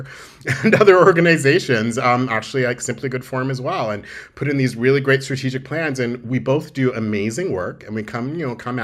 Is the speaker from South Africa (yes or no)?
no; Toronto, Ontario, Canada; I call Toronto home. I grew up in Toronto as well.